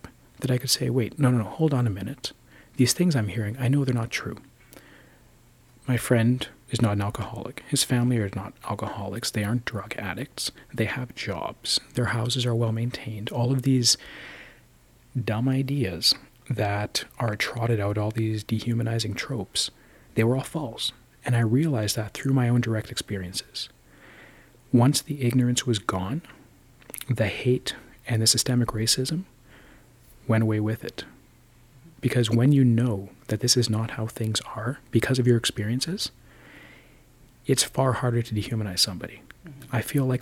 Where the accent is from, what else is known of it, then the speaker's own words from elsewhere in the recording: Thunder Bay, Ontario, Canada; growing up there